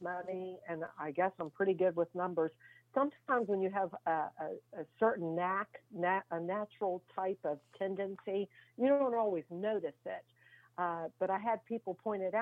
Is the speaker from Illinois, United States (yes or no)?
no; Fairmont, Virginia, United States; I'm from Fairmont, Virginia